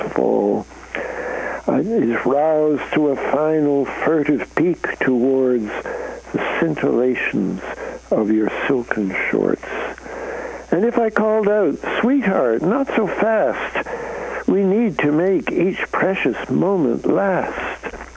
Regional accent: Canada; moved away; I'm a Canadian, so I come from north of the border

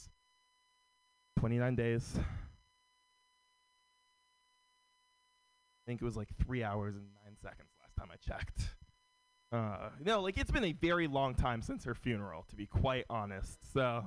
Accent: San Francisco, California, United States; Born and raised in San Francisco

